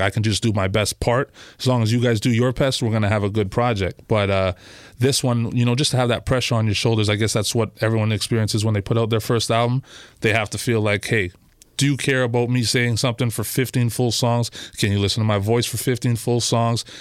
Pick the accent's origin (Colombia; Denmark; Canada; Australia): Canada; Toronto, Ontario; I'm from, uh, Christie Pitts. So just off of Bloor and Christie, uh, that's my original neighborhood that I grew up in.